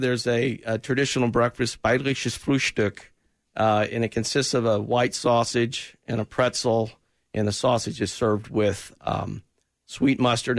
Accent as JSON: {"language": "English", "town": "Kansas City", "region": "Missouri", "country": "United States", "tie": "born or raised there", "moved": "as an adult", "said": "I grew up in Kansas City, yes. Okay. And I moved away for work when I was not retired, and then mm-hmm. moved back because my family's here, lots of friends."}